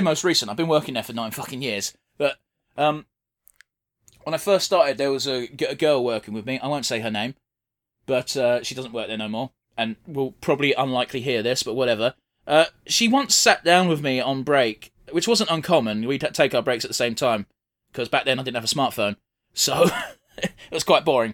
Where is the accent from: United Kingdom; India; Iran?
United Kingdom; England; despite being English